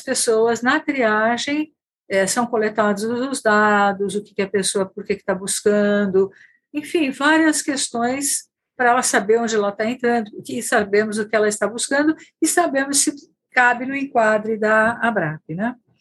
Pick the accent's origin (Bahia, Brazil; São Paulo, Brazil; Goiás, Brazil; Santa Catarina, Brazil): São Paulo, Brazil; Bauru; eu não sou de São Paulo, né, da cidade de São Paulo, mas sim do interior, de uma cidade Bauru